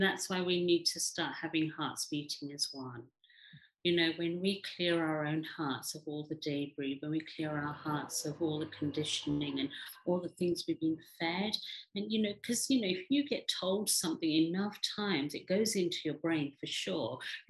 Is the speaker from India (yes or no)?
yes; India; now in England, United Kingdom; and I'm Indian, and I'm a woman, and I'm, you know, living in England.